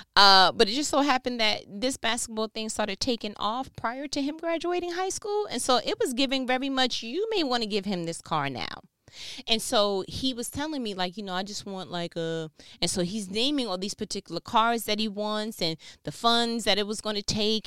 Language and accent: English; New York, United States; moved away as an adult; now in Georgia, United States; born and raised in New York